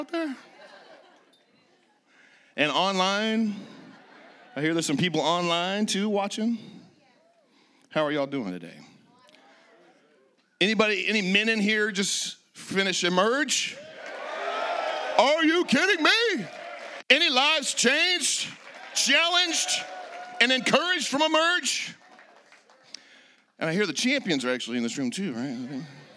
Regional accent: Redding, California, United States; also born or lived in Laguna Beach, California; I was born and raised in Northern California, a little town called Redding

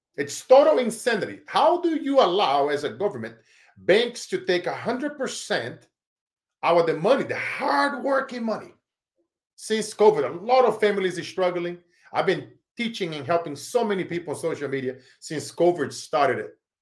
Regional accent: Brazil; now in Silicon Valley, United States; I grew up in Brazil

